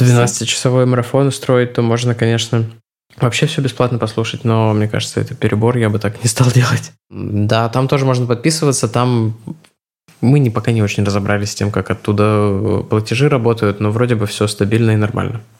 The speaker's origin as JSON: {"language": "Russian", "country": "Russia", "said": "я как россиянин"}